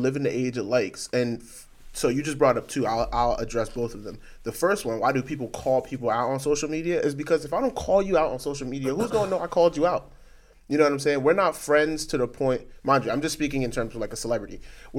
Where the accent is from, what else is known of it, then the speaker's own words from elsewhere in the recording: New York, United States; You live in LA. I'm from New York.